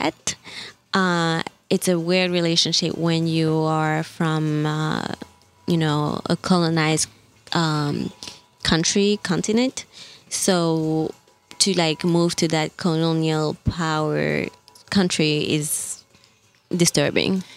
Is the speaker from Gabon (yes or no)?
yes; Gabon; English is a second language; moved away as an adult; also born or lived in Mali / Libreville, Gabon; now in New York, United States; I was born in Mali, uh, grew up in Gabon since my parents were uh, teaching in Gabon. Uh, and I moved to New York in 2010 for college